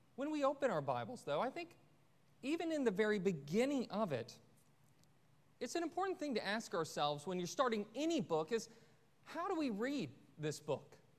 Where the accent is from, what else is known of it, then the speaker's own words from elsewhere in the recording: Forsyth County, Georgia, United States; my hometown in uh, Forsyth County